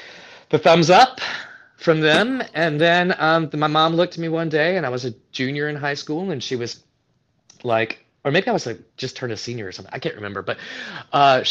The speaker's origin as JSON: {"language": "English", "town": "Florence", "region": "South Carolina", "country": "United States", "tie": "born or raised there", "also_born_or_lived": "New York / Chicago", "moved": "as an adult", "lives_now": "Austin, United States", "said": "I'm originally from Florence, South Carolina."}